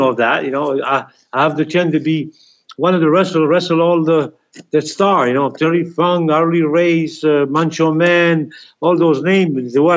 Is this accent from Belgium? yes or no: yes; Belgium; English is a second language; moved away as an adult; I was raised in Belgium